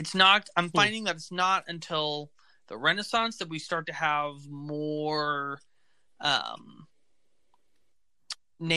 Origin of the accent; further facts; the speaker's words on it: Oklahoma, United States; We're from Oklahoma